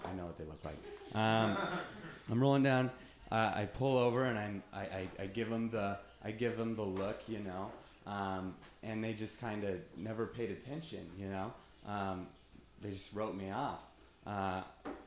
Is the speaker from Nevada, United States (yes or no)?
yes; Reno, Nevada, United States; now in San Francisco, United States; I'm from Reno, Nevada